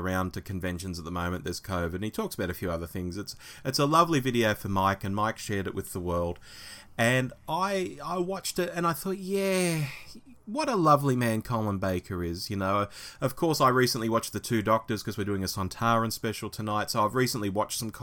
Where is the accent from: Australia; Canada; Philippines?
Australia; an Aussie